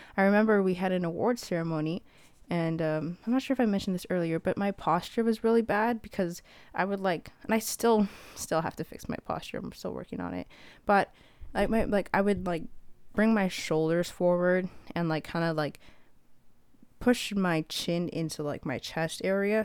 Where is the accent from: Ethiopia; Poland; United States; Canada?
Ethiopia; I'm from Ethiopia